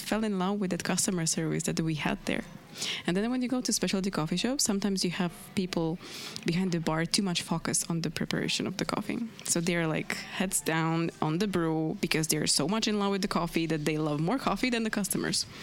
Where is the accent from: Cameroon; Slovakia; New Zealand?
Slovakia; moved away as an adult; also born or lived in Prague, Czech Republic; I moved from Slovakia to Prague just to study